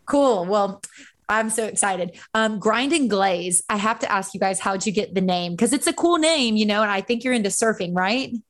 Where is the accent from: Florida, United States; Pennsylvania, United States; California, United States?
Florida, United States; Central; I grew up in Central Florida